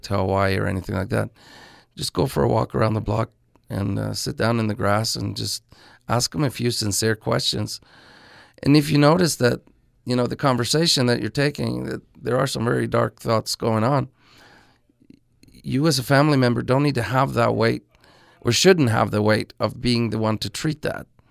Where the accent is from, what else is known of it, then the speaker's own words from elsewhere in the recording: Norway; my hometown of Norway